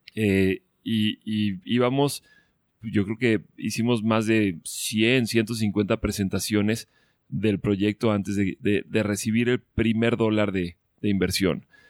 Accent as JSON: {"language": "Spanish", "country": "Mexico", "moved": "yes", "lives_now": "Colombia", "said": "somos muchos los mexicanos en Colombia"}